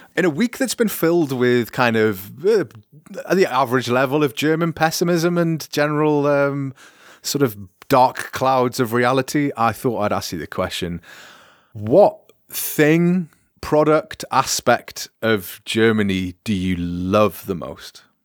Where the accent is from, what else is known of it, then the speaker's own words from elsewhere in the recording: United Kingdom; moved away; as a British person speaking French